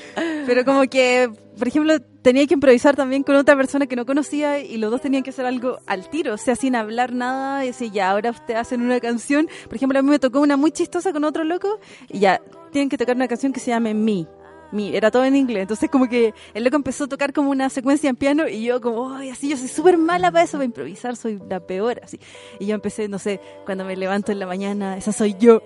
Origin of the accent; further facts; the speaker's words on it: Santiago, Santiago Metropolitan Region, Chile; yo soy de San Miguel, ahora vivo del centro.